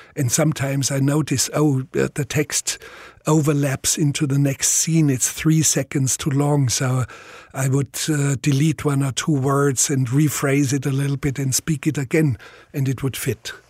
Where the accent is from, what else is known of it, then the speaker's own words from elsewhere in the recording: Bavaria, Germany; accent: Bavarian; first language Bavarian dialect; English is a second language; my first language was Bavarian dialect